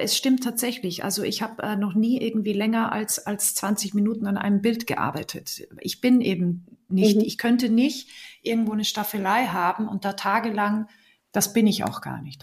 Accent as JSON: {"language": "German", "region": "Salzburg Land", "country": "Austria", "tie": "born or raised there", "moved": "as an adult", "lives_now": "Bremen, Germany", "said": "Ich bin ja in Österreich geboren und aufgewachsen, im schönen Salzburger Land"}